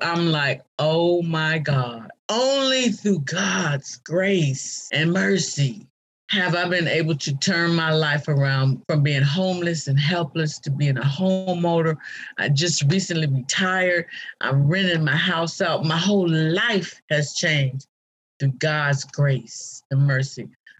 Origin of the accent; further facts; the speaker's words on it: Ohio, United States; moved away as an adult; also born or lived in Atlanta / Cincinnati / Washington, D.C.; now in Baltimore, United States; because I lived in Atlanta, I lived in Cincinnati, I lived in D.C., and now I'm in Baltimore, and I'm from Ohio.